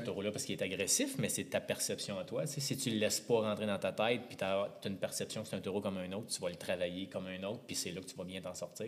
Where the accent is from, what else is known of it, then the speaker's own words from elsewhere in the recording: Montreal, Quebec, Canada; Natif de Montréal, plus précisément